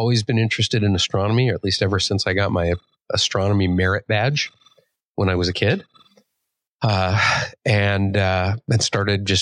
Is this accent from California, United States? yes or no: yes; Los Angeles, California, United States; I grew up in Southern California